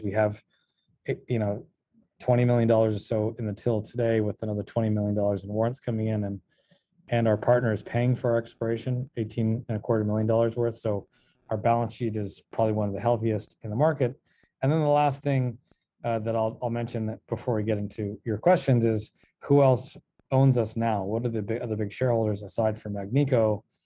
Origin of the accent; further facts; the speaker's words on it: California, United States; moved away; also born or lived in Los Angeles / Virginia; I'm actually also Yankee. I hail from California